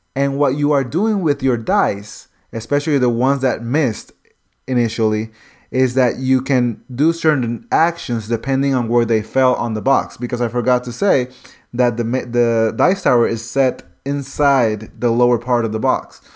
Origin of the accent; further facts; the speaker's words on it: North Carolina, United States; I'm from North Carolina